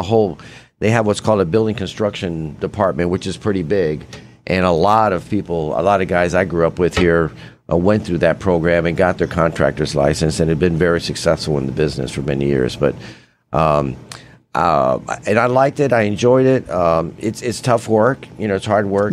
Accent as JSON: {"language": "English", "town": "Tampa", "region": "Florida", "country": "United States", "tie": "born or raised there", "said": "I grew up in West Tampa near the Columbus Drive Bridge. Uh, I've lived there my whole life."}